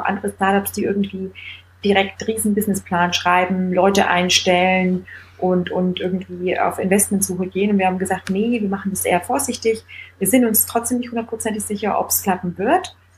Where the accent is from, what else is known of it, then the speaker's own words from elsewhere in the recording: Bavaria, Germany; also born or lived in Munich; Ich komme aus Bayern, ich bin mit der Breze quasi aufgewachsen